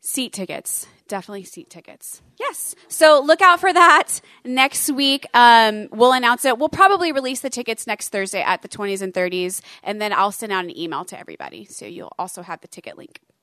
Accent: the South, United States; Born and bred in the South

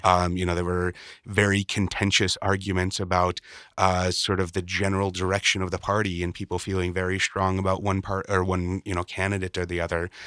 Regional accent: Chicago, Illinois, United States; growing up in Chicago

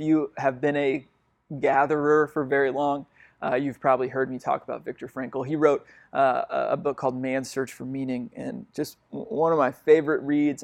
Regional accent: United States; my place at, in the world as an American has brought me a lot of privilege

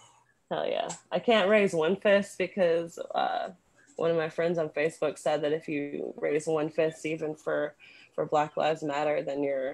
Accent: Mississippi, United States; moved away as an adult; also born or lived in Virginia / New York; now in New Mexico, United States; I grew up in mostly in Mississippi. That's pretty much where I was raised. I was born in Virginia. And then, like, my dad's from New York, so I spent time up there, like, as a little kid.

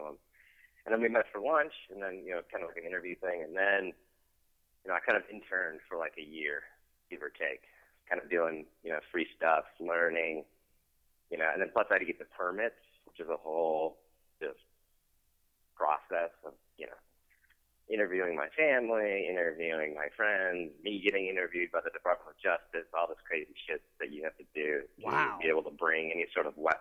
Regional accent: Detroit, Michigan, United States; moved away as an adult; now in Los Angeles, United States; I'm originally from Detroit

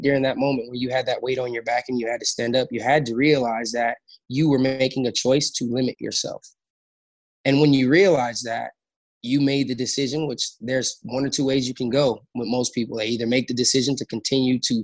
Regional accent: Los Angeles, California, United States; I was born again in South Central LA in a pretty rough environment. I grew up in the Crenshaw District

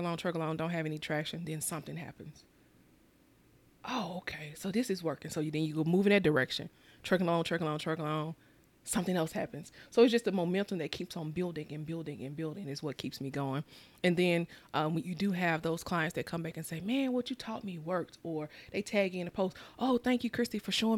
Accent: Mississippi, United States; growing up in Mississippi, we had the necessities, but we didn't have the extra

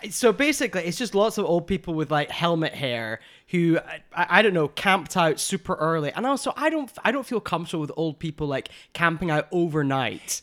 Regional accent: United Kingdom; now in Los Angeles, United States; two Brit L A gays

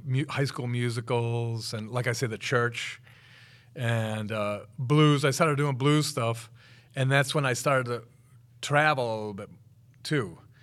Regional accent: Wakefield, Massachusetts, United States; moved away as an adult; also born or lived in Rhode Island / Somerville, Massachusetts / Boston; now in Chula Vista, United States; I was born in Rhode Island, actually, but I mean, I, I lived, I grew up in Wakefield, Mass

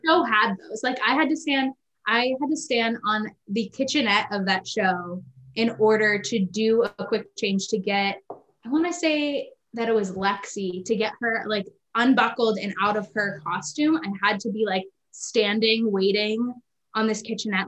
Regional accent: Kansas City, Missouri, United States; also born or lived in Claremont, California; I was born in Kansas City uh, in 1994

